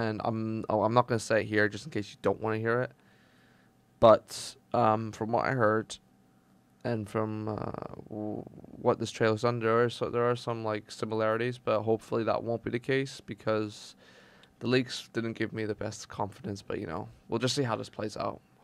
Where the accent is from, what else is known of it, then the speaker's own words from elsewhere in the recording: Portugal; moved away; I was originally from Portugal